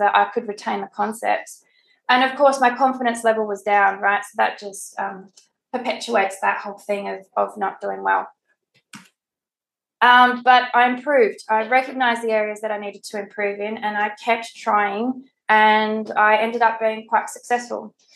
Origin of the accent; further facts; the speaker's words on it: Adelaide, South Australia, Australia; moved away; I'm from Adelaide originally